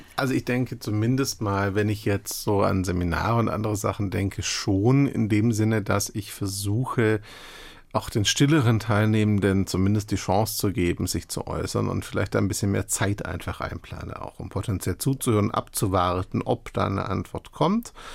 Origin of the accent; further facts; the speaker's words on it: Stuttgart area, Baden-Württemberg, Germany; moved away as an adult; ich hatte mein soziales Umfeld seit Jahren, ich komme aus der Gegend